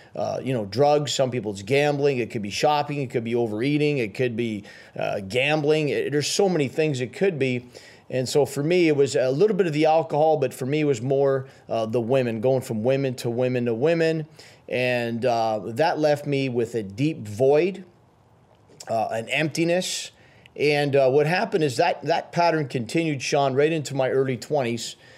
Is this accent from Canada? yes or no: yes; Timmins, Ontario, Canada; also born or lived in Ottawa / Sudbury; I was raised, uh, in a place called Timmins